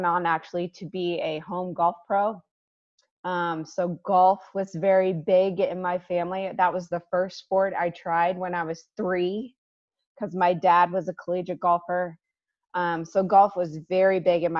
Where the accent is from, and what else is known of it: Ohio, United States; born or raised there